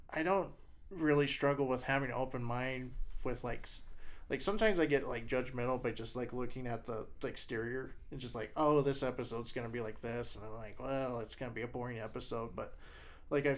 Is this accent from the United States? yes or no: yes; Wyoming, United States; Wyoming it's my state. It's where my family's from.